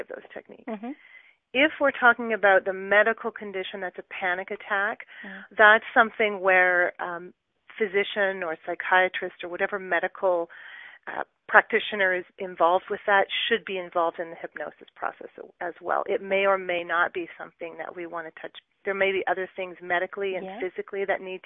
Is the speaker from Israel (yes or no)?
no; Brampton, Ontario, Canada; moved away as an adult; also born or lived in Ottawa / Edmonton / Calgary; now in Waterloo, Canada; I was actually born and raised in the Brampton, Mississauga area